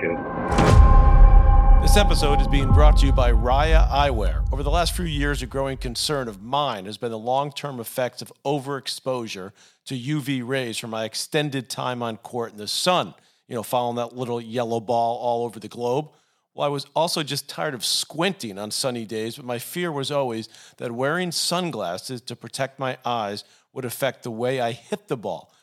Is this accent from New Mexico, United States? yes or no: no; New York City, New York, United States; where we grew up in Douglaston in Queens